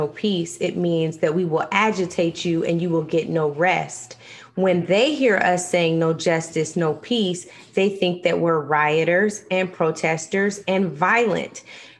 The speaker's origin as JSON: {"language": "English", "town": "Seattle", "region": "Washington", "country": "United States", "tie": "born or raised there", "said": "some from my hometown of Seattle, Washington"}